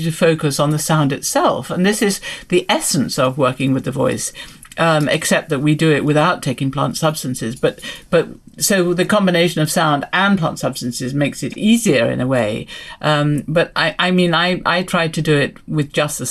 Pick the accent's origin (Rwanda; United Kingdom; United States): United Kingdom; England; I'm from England